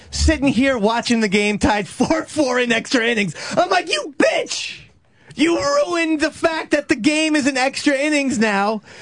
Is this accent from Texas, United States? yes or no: no; New Jersey, United States; I grew up in Central Jersey.